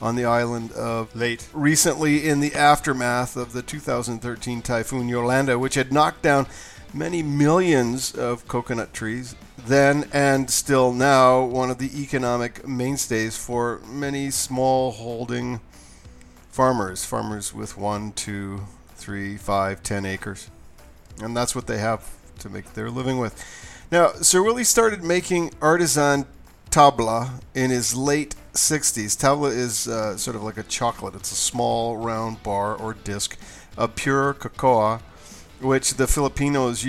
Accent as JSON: {"language": "English", "country": "Mexico", "said": "I'm from Mexico"}